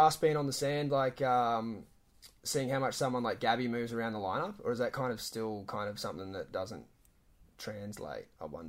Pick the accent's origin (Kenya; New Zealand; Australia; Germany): Australia; And yes, I am your Australian counterpart